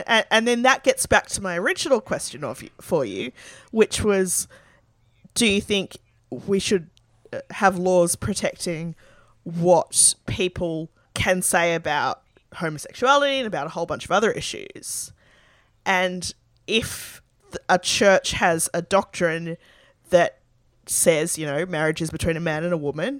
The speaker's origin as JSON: {"language": "English", "town": "Sydney", "region": "New South Wales", "country": "Australia", "tie": "born or raised there", "said": "I grew up in the Sydney Anglican Diocese where women can't lead churches"}